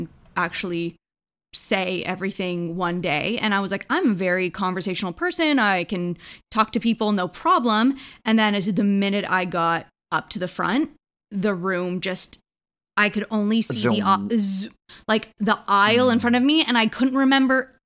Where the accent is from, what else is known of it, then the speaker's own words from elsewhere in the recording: Hamilton, Ontario, Canada; we're from Hamilton